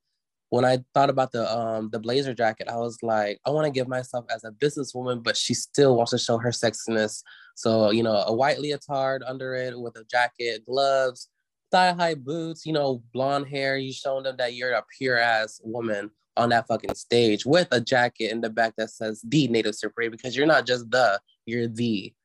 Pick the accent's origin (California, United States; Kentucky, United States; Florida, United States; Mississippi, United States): Mississippi, United States; also born or lived in Oklahoma; Growing up on the res, I grew up in Oklahoma as well for about a few years, and I moved down back to Mississippi to live with my biological parents.